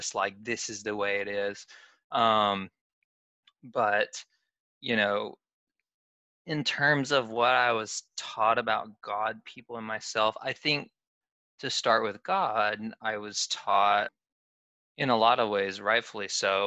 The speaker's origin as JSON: {"language": "English", "region": "Southeast", "country": "United States", "tie": "born or raised there", "said": "I grew up in the Southeast. I've always lived in the Southeast"}